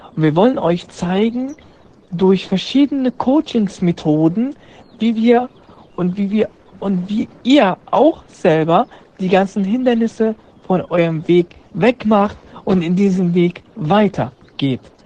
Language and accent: German; Syria; German is a second language; now in Germany; ich komme aus Syrien, bin seit fünf Jahren in Deutschland